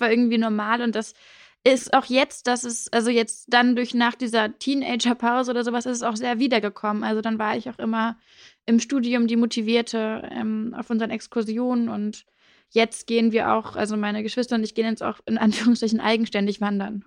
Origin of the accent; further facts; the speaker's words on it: Hamburg, Germany; also born or lived in South of England; ich bin aufgewachsen in Hamburg, ähm, so eher am Stadtrand